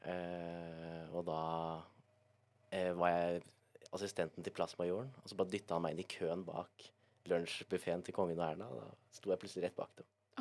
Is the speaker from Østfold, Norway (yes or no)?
yes; Moss, Østfold, Norway; Jeg er fra Moss.